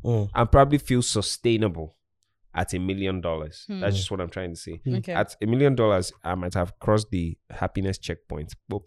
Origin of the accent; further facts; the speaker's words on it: Anambra, Nigeria; Anambra State.